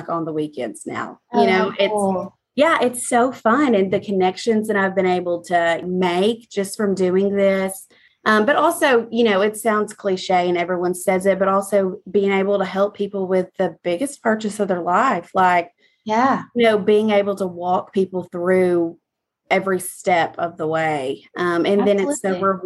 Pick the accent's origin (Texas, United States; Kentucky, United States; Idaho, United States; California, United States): Texas, United States; Texarkana; moved away as an adult; also born or lived in Houston, Texas; now in Prosper, United States; ended up in Texarkana. I mean, I was raised there. I was there all my life pretty much